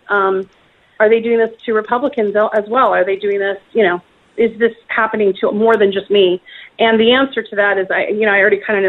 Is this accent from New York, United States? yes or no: no; Wisconsin, United States; I grew up in Wisconsin on a farm